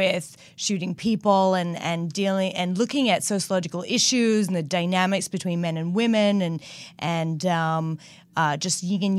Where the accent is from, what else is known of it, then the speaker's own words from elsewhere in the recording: New South Wales, Australia; now in United States; I grew up on the northern beaches, so I miss that part too.